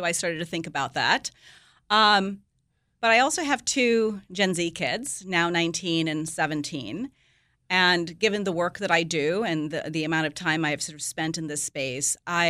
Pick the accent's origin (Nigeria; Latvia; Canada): Nigeria; also born or lived in India / England / Greece; I happen to have been born there, but I grew up in India, I mean, in Nigeria, and went to school in England and lived in Greece.